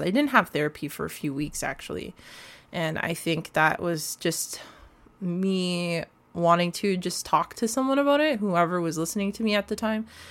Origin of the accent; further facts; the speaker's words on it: Canada; through foster homes, learning about my Canadian identity, what it is to be a Canadian